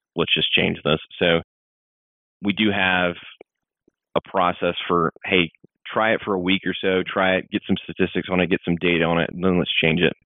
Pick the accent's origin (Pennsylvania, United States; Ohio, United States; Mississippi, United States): Mississippi, United States; I grew up in Mississippi